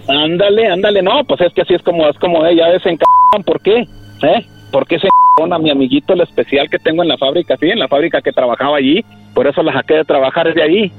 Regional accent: Chihuahua, Mexico; now in Kansas, United States; Yo soy de Chihuahua y vivo en Kansas

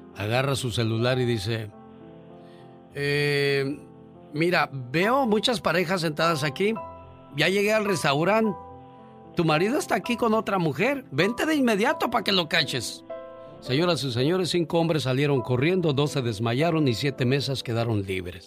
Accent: Mexico

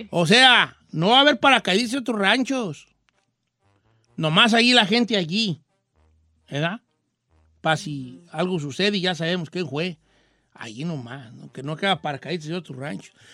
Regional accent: Parral, Chihuahua, Mexico; En Parral, Chihuahua, que es mi pueblo, todo normal.

